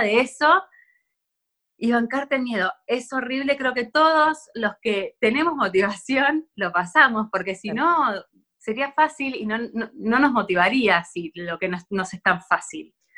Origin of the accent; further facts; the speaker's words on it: Buenos Aires, Argentina; also born or lived in France; yo soy acá de Buenos Aires